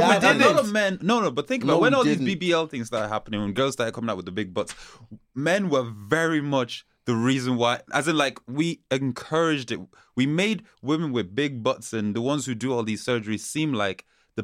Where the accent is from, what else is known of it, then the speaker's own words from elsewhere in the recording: Mayo, Connacht, Ireland; I grew up in Mayo.